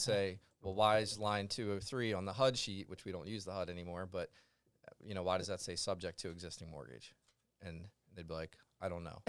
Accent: Glen Mills, Pennsylvania, United States; I'm from Glen Mills, which is right next to Westchester.

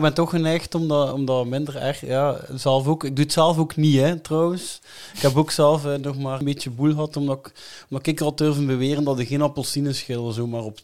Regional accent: Melle, Flanders, Belgium; ik ben van Melle

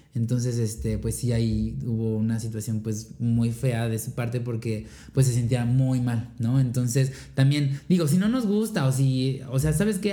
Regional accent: Mexico; somos mexicanas, somos mexas

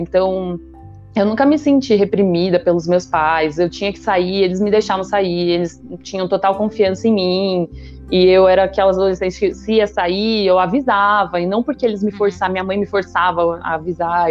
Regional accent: São Paulo, Brazil; also born or lived in Salvador, Bahia; tenho 31 anos, eu nasci em São Paulo, uma família super comum de São Paulo

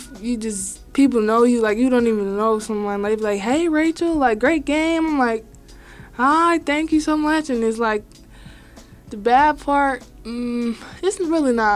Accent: Eufaula, Alabama, United States; now in Kansas, United States; I'm from Eufaula, Alabama

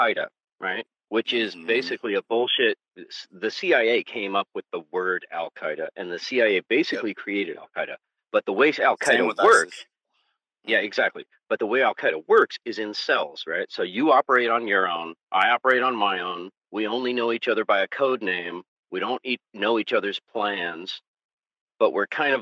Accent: California, United States; I'm from California

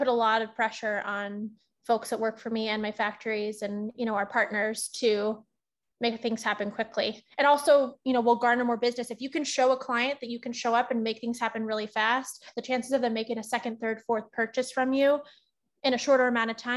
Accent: Northern California, United States; moved away as an adult; also born or lived in Los Angeles; my hometown at my parents' restaurant back in NorCal

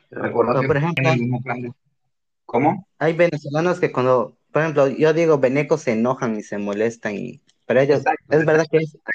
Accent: Pucallpa, Ucayali, Peru; Sí, yo soy de Pucallpa.

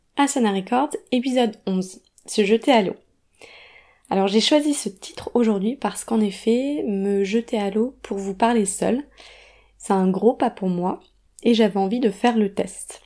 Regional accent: Grenoble, Auvergne-Rhône-Alpes, France; now in Paris, France; je suis originaire de Grenoble

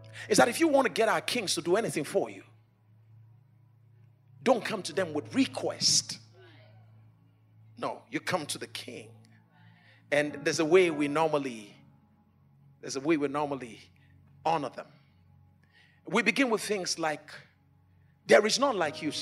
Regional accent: Abuja, Federal Capital Territory, Nigeria; I come from Africa. By now you should know. Come from Africa. Come from Abuja. Come from Nigeria.

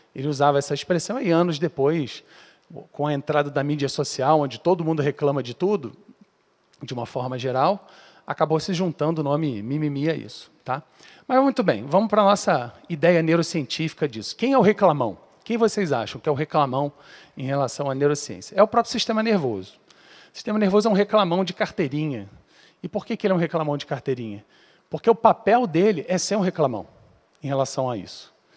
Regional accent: Rio de Janeiro, Brazil; eu sou lá do Rio

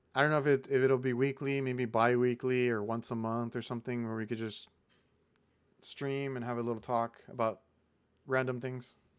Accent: Mission, Texas, United States; I'm from Mission

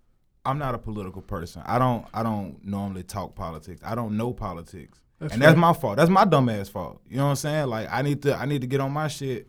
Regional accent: Monroe, Louisiana, United States; moved away as an adult; also born or lived in Hammond, Louisiana; I'm from Louisiana, man. I'm from Louisiana. I'm from Monroe, Louisiana, the bottom.

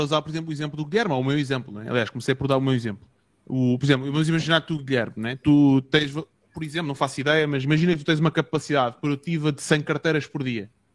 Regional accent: Portugal; eu venho de outro país, eu sou português

